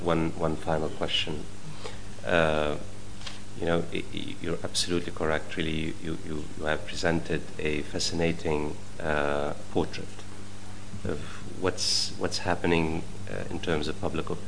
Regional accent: United States; I mean, I'm myself American and I follow

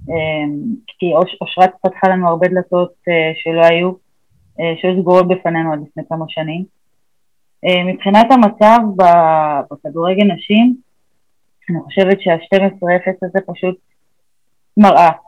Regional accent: Beersheba, Southern District, Israel; also born or lived in Ramat HaSharon; העיר שגדלתי בה

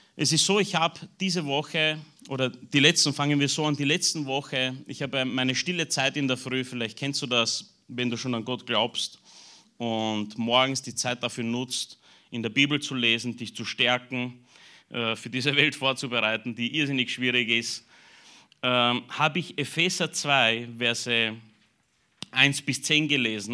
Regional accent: Burgenland, Austria; mich als Burgenländer

